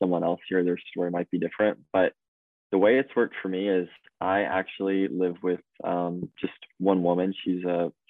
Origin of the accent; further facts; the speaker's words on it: Charleston, South Carolina, United States; moved away as an adult; also born or lived in Notre Dame, Indiana; now in Angers, France; I'm originally from Charleston, South Carolina